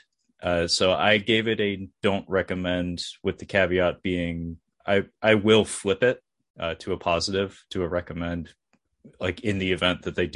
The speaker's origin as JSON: {"language": "English", "country": "United States", "said": "as an American"}